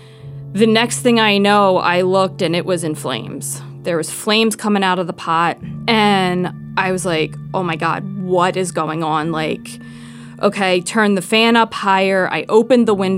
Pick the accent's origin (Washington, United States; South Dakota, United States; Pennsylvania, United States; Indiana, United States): Pennsylvania, United States; Philadelphia; moved away as an adult; now in Athens, United States; I'm originally from Philadelphia.